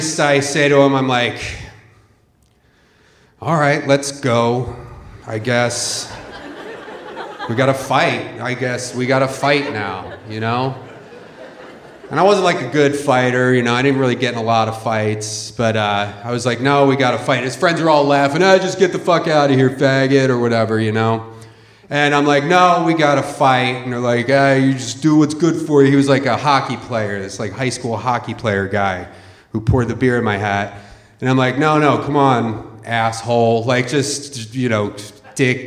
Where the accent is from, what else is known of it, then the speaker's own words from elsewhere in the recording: Philadelphia, Pennsylvania, United States; I grew up in Philadelphia